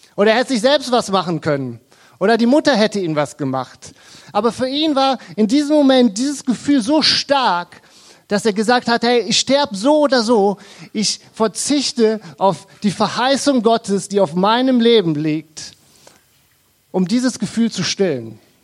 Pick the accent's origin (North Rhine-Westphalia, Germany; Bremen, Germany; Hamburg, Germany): North Rhine-Westphalia, Germany; Krefeld; Wir kommen aus Krefeld